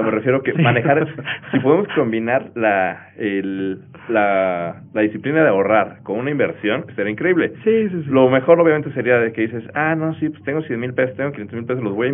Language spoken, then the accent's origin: Spanish; Mexico; Claro, y creo que más que ahorrar es dar el siguiente paso como, como mexicanos, que ya llevamos un rato escuchando pues, la cultura del ahorro